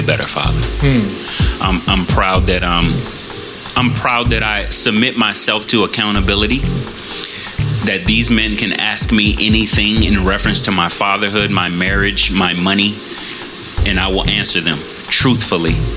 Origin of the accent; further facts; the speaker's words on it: Chicago, Illinois, United States; moved away; I'm originally from Chicago